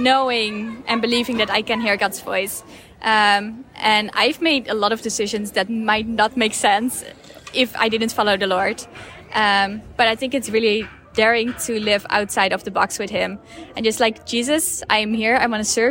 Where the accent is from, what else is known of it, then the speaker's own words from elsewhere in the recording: Netherlands; moved away as an adult; now in Tijuana, Mexico; I grew up in the Netherlands, and I have been here in Mexico since last October